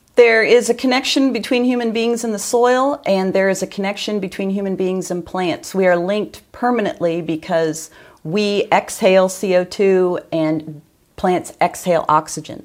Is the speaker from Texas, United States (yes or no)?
no; Northern Ohio, United States; moved away; I'm from Northern Ohio